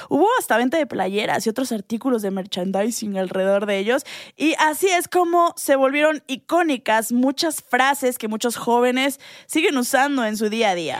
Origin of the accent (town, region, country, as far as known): Mexico